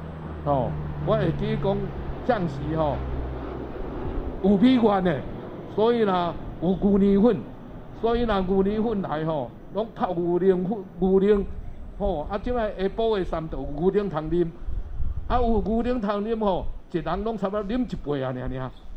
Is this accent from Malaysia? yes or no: no; Tainan, Taiwan; 我从小就在这里呢，每天走路呢到这边来上课。